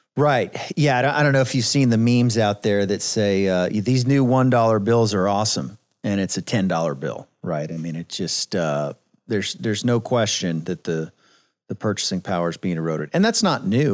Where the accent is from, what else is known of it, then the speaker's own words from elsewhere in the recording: San Antonio, Texas, United States; I was born and raised in San Antonio